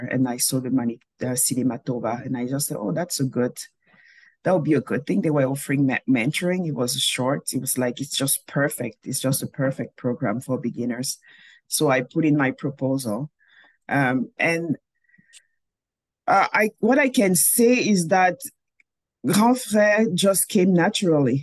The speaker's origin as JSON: {"language": "English", "country": "Cameroon", "tie": "born or raised there", "also_born_or_lived": "Montreal, Canada / Calgary, Canada", "moved": "as an adult", "lives_now": "Manitoba, Canada", "said": "I was born and raised in Cameroon."}